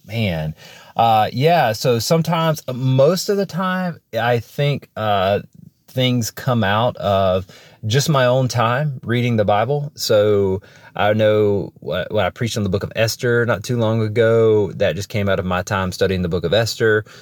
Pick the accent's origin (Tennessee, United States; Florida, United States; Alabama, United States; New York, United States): Alabama, United States; I am from Alabama